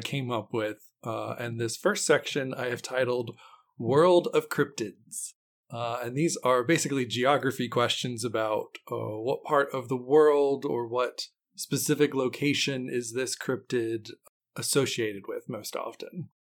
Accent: West Virginia, United States; I grew up in West Virginia

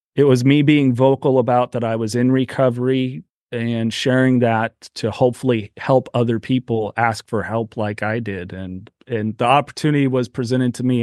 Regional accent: Aromas, California, United States; also born or lived in Salinas, California; I was born in Salinas, California, so right next to a lettuce field. That's that's really where I grew up in a little town called Aromas, right near Watsonville, California

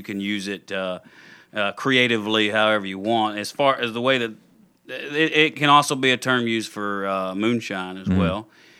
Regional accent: the South, United States; I grew up in the South, like we said. I grew up with a strong church background

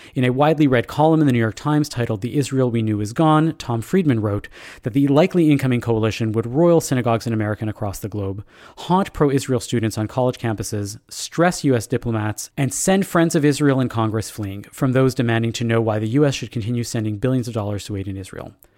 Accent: Canada; the messaging drilled into us as Canadian Jews

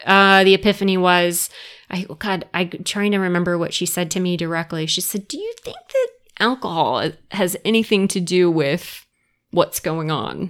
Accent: Summerville, South Carolina, United States; moved away as an adult; also born or lived in Rhode Island / Columbia, South Carolina; I grew up in, um, Somerville, South Carolina

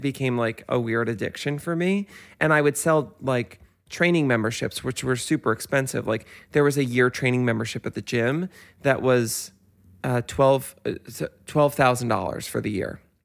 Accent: Westchester, New York, United States; I grew up in Westchester, so e, all of my friends' parents take the Metro North into work

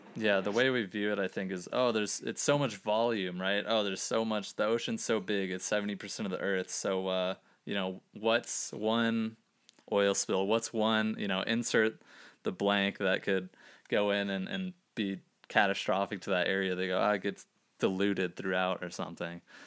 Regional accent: Gainesville, Florida, United States; moved away; I'm from Gainesville, Florida, originally

